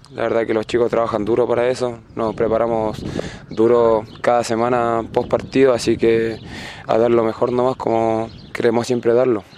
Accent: Formosa, Argentina; moved away as an adult; now in Linares, Chile; mi ciudad, Formosa

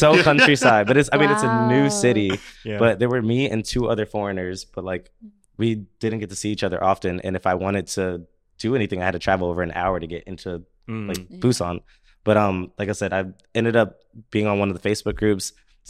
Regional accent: United States; now in South Korea; But I think it's just us being foreign and being American specifically.

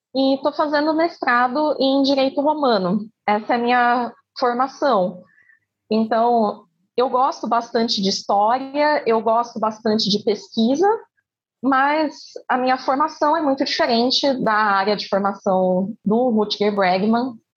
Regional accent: Campinas, São Paulo, Brazil; sou de Campinas, interior de São Paulo

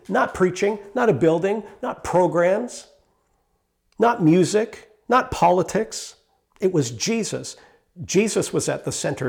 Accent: Canada; I am a Canadian citizen

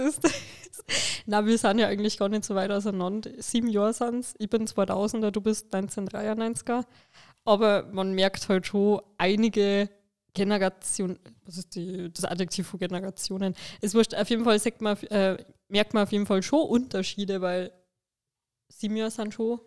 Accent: Lower Bavaria, Germany; Ich bin nämlich aus Niederbayern

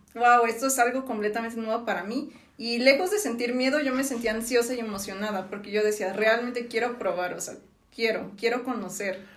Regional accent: Villahermosa, Tabasco, Mexico; moved away as an adult; now in Mexico City, Mexico; yo nací en Villahermosa, Tabasco

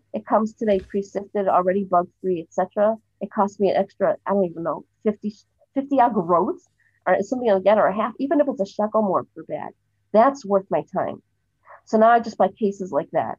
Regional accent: Cleveland, Ohio, United States; now in Jerusalem, Israel; I'm originally from Cleveland, Ohio, and I live in Jerusalem now.

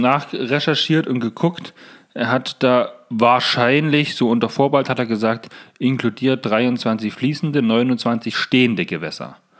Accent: Saxony-Anhalt, Germany; hier bei uns in Sachsen-Anhalt

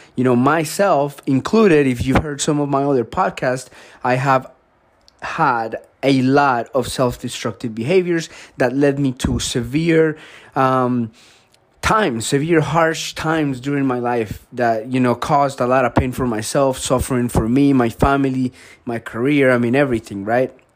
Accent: Colombia; moved away; I grew up in Colombia.

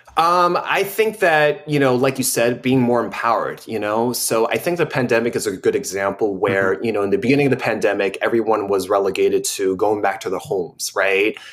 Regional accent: United States; growing up as an American

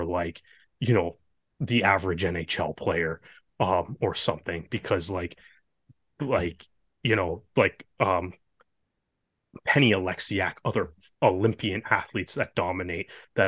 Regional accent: Canada

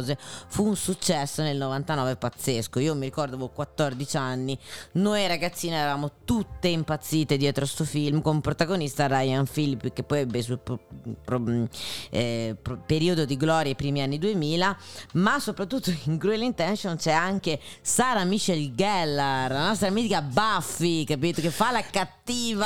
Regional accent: Emilia-Romagna, Italy; Sono romagnola

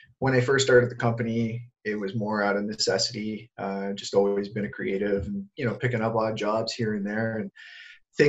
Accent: Sudbury, Ontario, Canada; moved away as an adult; also born or lived in Toronto; I took off from my hometown of Sudbury and I moved to Toronto.

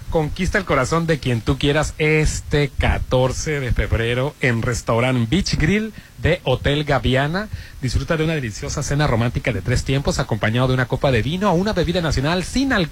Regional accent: Sinaloa, Mexico; now in Puebla, Mexico; yo soy sinaloense orgullosamente actualmente vivo en la ciudad de Puebla

